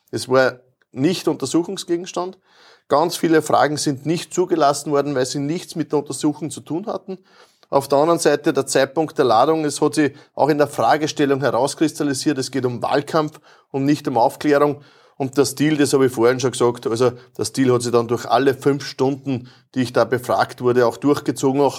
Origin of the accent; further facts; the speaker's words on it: Lower Austria, Austria; Ich habe gesagt, na, bei uns in Niederösterreich, wir sagen Grüß Gott.